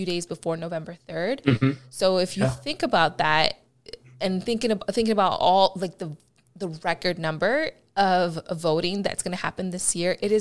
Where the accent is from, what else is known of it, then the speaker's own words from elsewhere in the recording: Chicago, Illinois, United States; accent: Midwest; now in Los Angeles, United States; I am from the Midwest, baby. I am born and raised in Chicago, Illinois